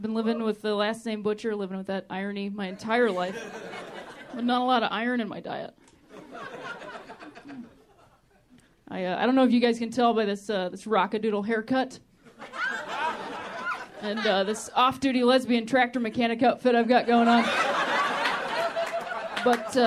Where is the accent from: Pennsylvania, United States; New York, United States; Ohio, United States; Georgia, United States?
Ohio, United States; moved away as an adult; also born or lived in Chicago; now in Los Angeles, United States; I'm also from Ohio, which I like to call the thinking man's Indiana